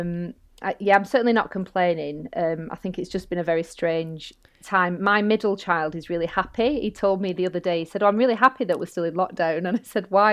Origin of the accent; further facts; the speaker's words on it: Bolton, North West England, United Kingdom; accent: northern; moved away as an adult; also born or lived in London; you might hear my northern accent, um, I'm from Bolton, and, um, I ended up coming back home